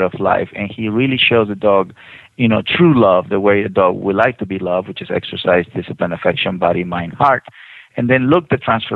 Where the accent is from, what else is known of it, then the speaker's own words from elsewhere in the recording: Mexico; now in United States; I'm from Mexico